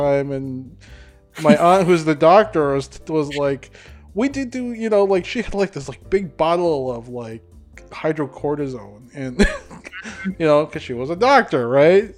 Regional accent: Minnesota, United States; also born or lived in Davao Region, Philippines; I grew up in the United States. I went to U.S. schools. I graduated from the United States. you know, specifically here in Minnesota

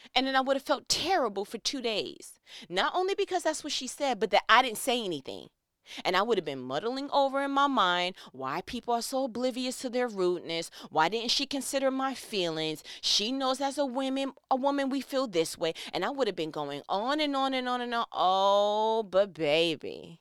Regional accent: New York, United States; I'm from New York

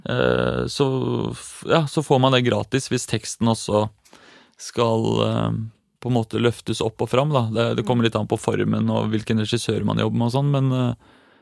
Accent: Eastern Norway, Norway; now in Oslo, Norway; jeg er fra Østlandet

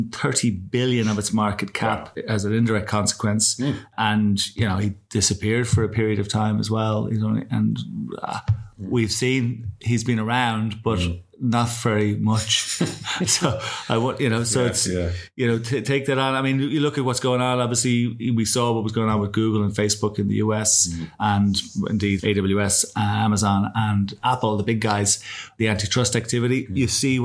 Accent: Ireland; as two Irish guys

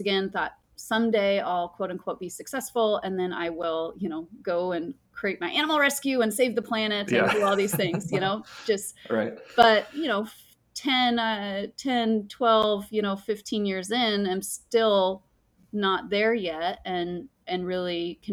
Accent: Mammoth Lakes, California, United States; I grew up in Mammoth Lakes, California, which is a beautiful high Sierra mountain

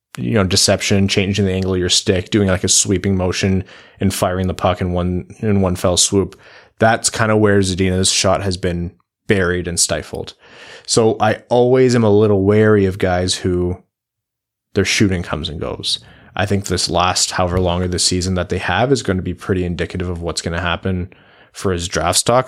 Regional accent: Windsor, Ontario, Canada; I'm from Windsor

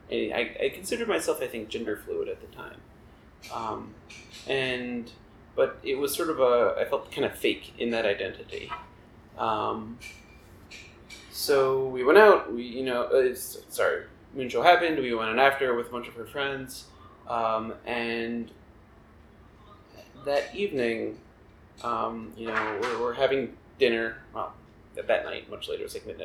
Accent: Long Island, New York, United States; moved away as an adult; also born or lived in Kingston, Pennsylvania; I grew up on Long Island, which is not far out from New York. You know, I grew up 45 minutes outside the city

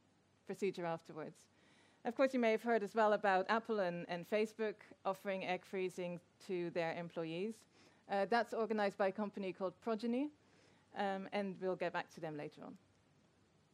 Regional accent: Netherlands; I'm from the Netherlands

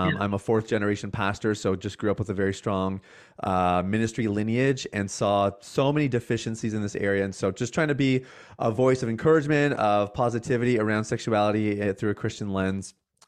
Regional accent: Canada; I am Canadian. I know.

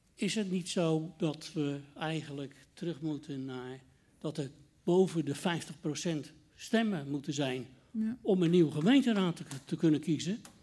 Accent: Rotterdam, South Holland, Netherlands; ik kom zelf uit de Tweebosbuurt

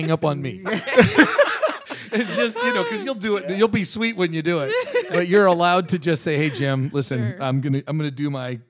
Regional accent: Canada; even though I'm Canadian

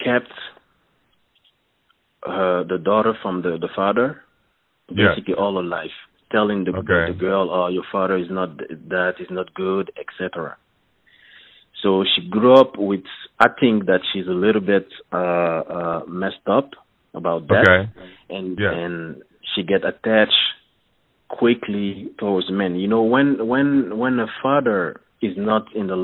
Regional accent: Montreal, Quebec, Canada; first language French; English is a second language; I'm from Canada, the French part of Canada, Montreal, so my English is not that good, but I think you understand me. I speak French. French is my first language.

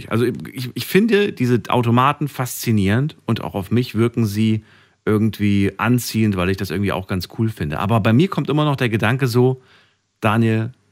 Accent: Frankfurt, Hesse, Germany; Ich komme aus Frankfurt. Was soll ich denn sagen?

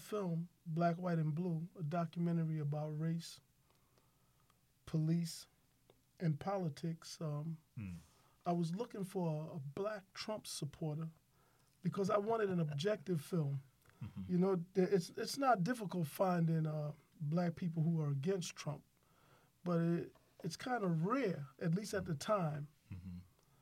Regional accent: New York, United States; I'm a New Yorker, lifelong, grew up

